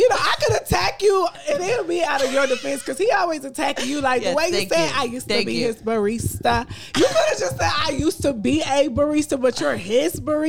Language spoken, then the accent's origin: English; Dallas, Texas, United States; Dallas, Texas.